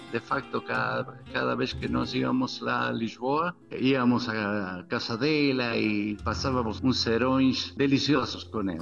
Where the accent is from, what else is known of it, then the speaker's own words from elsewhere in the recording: Argentina; Portuguese is a second language; eu venho da Argentina